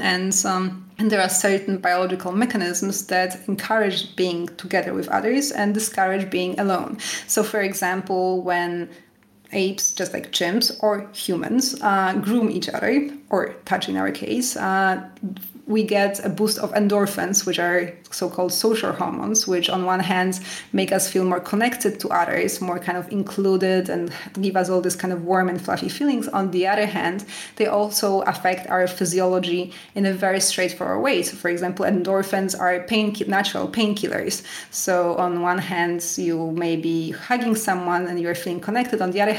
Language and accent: English; Canada; now in France; when I moved to France, I moved here from Canada, and so I was used to the typical Canadian way of eating.